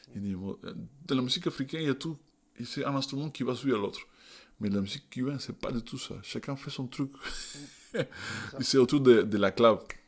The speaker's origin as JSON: {"language": "French", "region": "Havana", "country": "Cuba", "tie": "born or raised there", "second_language": "French", "moved": "yes", "said": "je viens de, je suis né, et grandi à La Havane"}